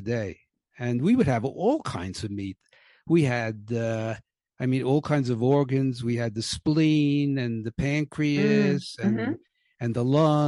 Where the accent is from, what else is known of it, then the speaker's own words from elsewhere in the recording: New York City, New York, United States; now in Mexico; I was born in 1942 in Brooklyn, New York